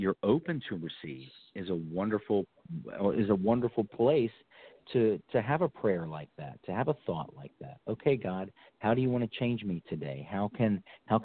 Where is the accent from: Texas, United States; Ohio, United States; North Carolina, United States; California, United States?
North Carolina, United States; also born or lived in Florida; that's my home state. I'm in Winston-Salem